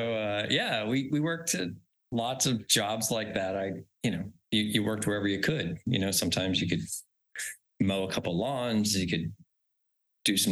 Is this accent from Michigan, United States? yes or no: no; Haddon Heights, New Jersey, United States; moved away as an adult; also born or lived in New York City / West Midlands, England; I grew up in a little suburban town in South Jersey outside Philadelphia called Haddon Heights